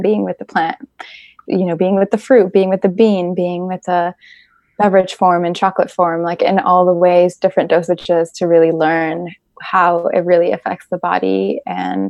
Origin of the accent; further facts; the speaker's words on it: Mexico; now in Bay Area, United States; I'm also from Mexico